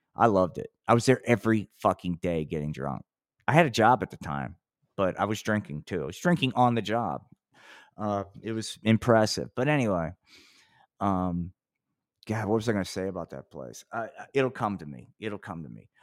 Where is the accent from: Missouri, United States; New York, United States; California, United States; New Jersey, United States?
New Jersey, United States; Atlantic City; which is my hometown